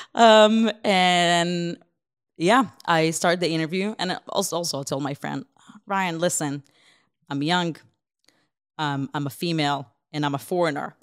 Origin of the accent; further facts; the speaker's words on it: Israel; English is a second language; also born or lived in Ukraine; now in Columbia, United States; I grew up in Israel most of my life.